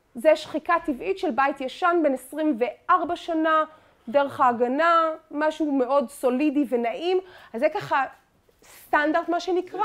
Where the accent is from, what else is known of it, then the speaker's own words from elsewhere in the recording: Tel Aviv, Tel Aviv District, Israel; אני תל אביבית